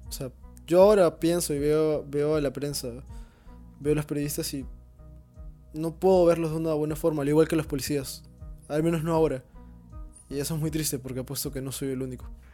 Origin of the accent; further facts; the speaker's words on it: Peru; todos como peruanos